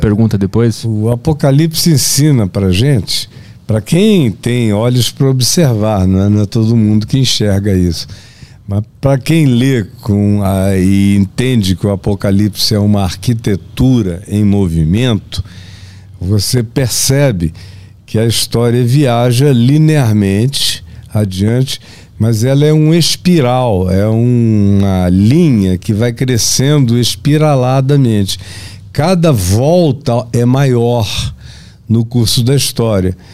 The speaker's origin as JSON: {"language": "Portuguese", "region": "Amazonas", "country": "Brazil", "said": "na minha terra, no Amazonas"}